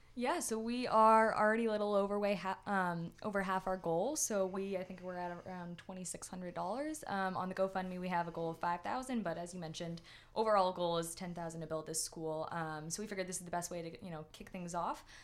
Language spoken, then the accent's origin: English; Winchester, Massachusetts, United States; I grew up in Winchester